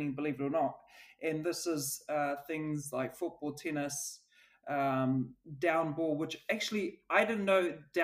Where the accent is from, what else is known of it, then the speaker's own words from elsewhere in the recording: Auckland, New Zealand; also born or lived in Switzerland; my background, I'm from South Auckland. We come from a low social economic area